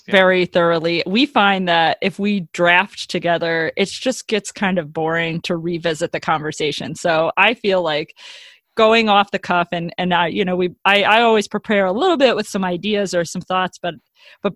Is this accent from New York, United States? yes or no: no; Chicago, Illinois, United States; we're from Chicago